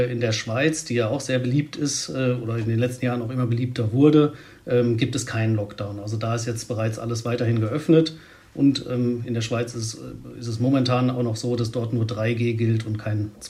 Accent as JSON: {"language": "German", "region": "Hesse", "country": "Germany", "said": "als, äh, aus Hessen oder als Hesse geht man dann ja auch eher ab Weihnachten, Silvester"}